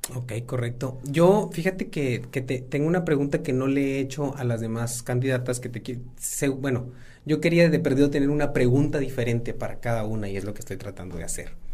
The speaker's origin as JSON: {"language": "Spanish", "town": "San Buenaventura", "region": "Coahuila", "country": "Mexico", "said": "Yo soy de San Buena"}